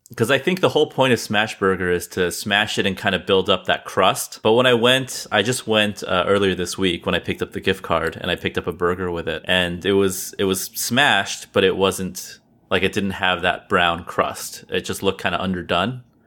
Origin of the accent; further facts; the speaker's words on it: California, United States; now in East Coast, United States; I'm originally from California and then I moved to the East Coast